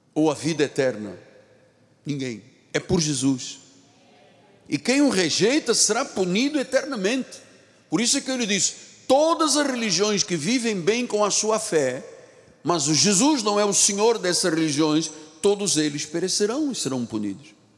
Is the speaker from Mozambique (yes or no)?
no; Luanda, Luanda Province, Angola; moved away; Eu não nasci aqui, vocês sabem, eu nasci em África, em Angola, em Luanda